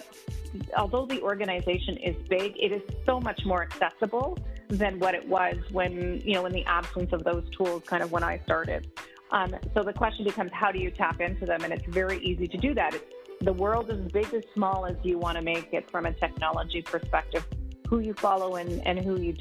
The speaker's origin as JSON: {"language": "English", "town": "Montreal", "region": "Quebec", "country": "Canada", "tie": "born or raised there", "also_born_or_lived": "New Brunswick / Atlantic Canada", "moved": "as an adult", "lives_now": "Toronto, Canada", "said": "I grew up in Montreal, so I started my career in Montreal."}